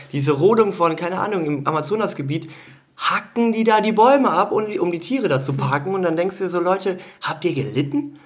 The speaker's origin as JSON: {"language": "German", "town": "Eupen", "region": "Wallonia", "country": "Belgium", "moved": "yes", "said": "ich komme aus Eupen"}